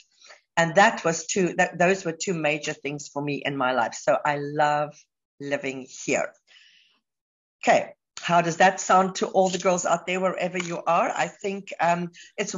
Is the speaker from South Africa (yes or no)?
yes; South Africa; moved away as an adult; now in Dubai, United Arab Emirates; I'm South African, but I've been living in Dubai now for the last 14 years